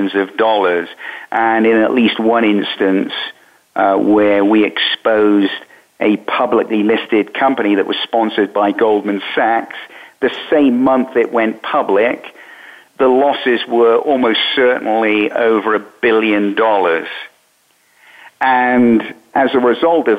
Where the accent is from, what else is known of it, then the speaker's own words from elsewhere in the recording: United Kingdom; moved away as an adult; also born or lived in Bermuda; now in United States; I was born in Britain. I was trained as a journalist in Britain